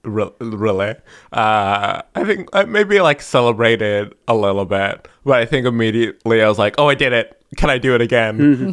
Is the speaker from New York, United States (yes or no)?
no; Los Angeles, California, United States; I'm just gonna go to Hollywood, and I'm from Los Angeles.